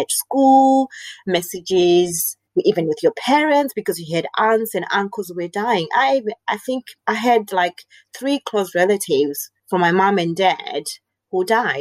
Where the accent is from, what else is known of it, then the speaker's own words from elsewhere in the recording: Namibia; moved away as an adult; also born or lived in Zimbabwe / Zambia; now in Australia; I was born in Zimbabwe, but I was raised in Namibia.